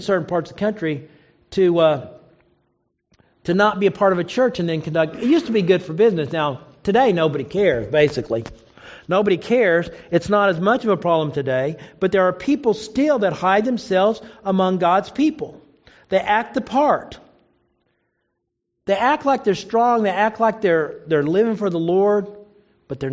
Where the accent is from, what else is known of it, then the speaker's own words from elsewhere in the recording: Oklahoma, United States; I knew a lot of people growing up in Oklahoma